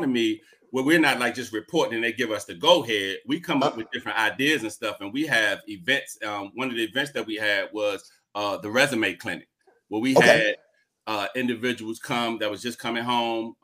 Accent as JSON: {"language": "English", "town": "Washington", "region": "District of Columbia", "country": "United States", "tie": "born or raised there", "said": "I am a born and raised Washingtonian. I was born and raised in Washingtonia"}